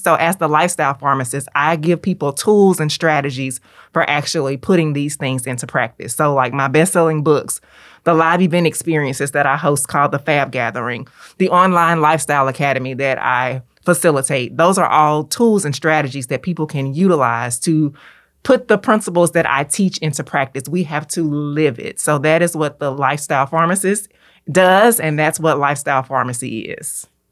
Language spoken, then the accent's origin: English; Memphis, Tennessee, United States; as a native Memphian, as a Southern girl through and through